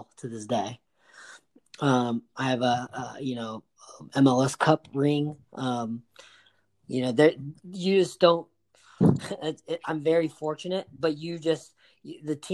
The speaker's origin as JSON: {"language": "English", "town": "Huntington Beach", "region": "California", "country": "United States", "tie": "born or raised there", "said": "growing up in Huntington Beach and playing soccer"}